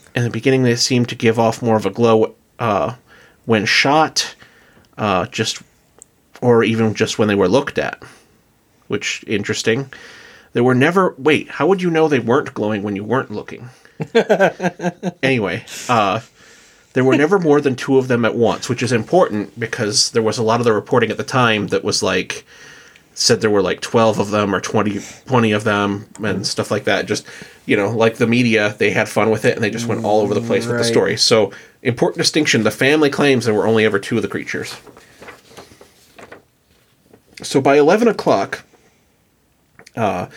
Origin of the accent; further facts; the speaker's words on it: South Dakota, United States; good old boys from South Dakota